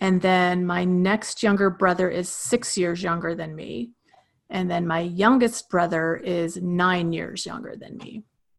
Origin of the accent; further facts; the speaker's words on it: Rawlins, Wyoming, United States; also born or lived in Roosevelt, Utah; So I was born in Roosevelt, Utah. Basically, my understanding is that my dad was working in the oil fields at that time, and that's kind of where he was working at the time I was born. But I don't ever remember living there. Essentially, I grew up in Rawlins, Wyoming.